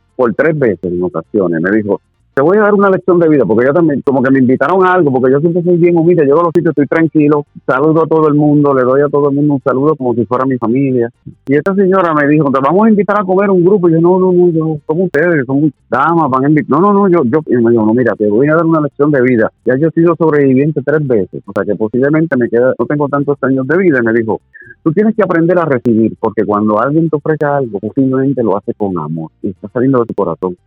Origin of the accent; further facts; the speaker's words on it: Corozal, Puerto Rico; en el Pueblo Corozal, de donde yo soy